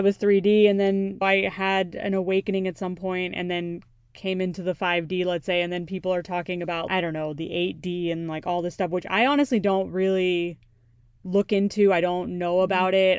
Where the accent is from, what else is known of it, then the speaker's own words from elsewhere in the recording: United States; my own upbringing and what I've had to deal with as a child, like growing up in America